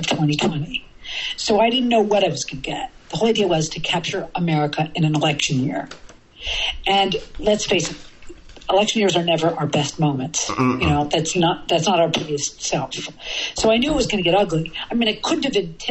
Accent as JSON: {"language": "English", "town": "New York City", "region": "New York", "country": "United States", "said": "I'm from New York City"}